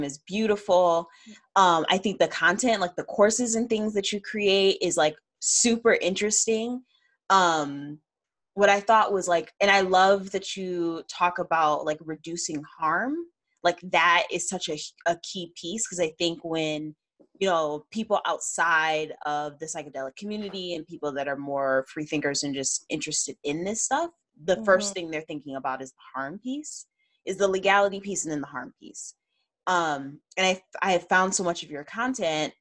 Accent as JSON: {"language": "English", "region": "Midwest", "country": "United States", "tie": "born or raised there", "said": "I grew up in the Midwest."}